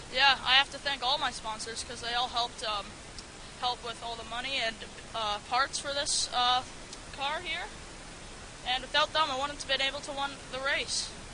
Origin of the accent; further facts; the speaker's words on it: Strathroy, Ontario, Canada; I'm from Strathroy